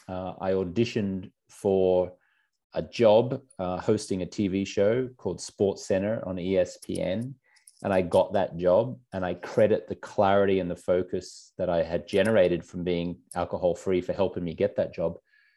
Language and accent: English; Australia; I grew up in Australia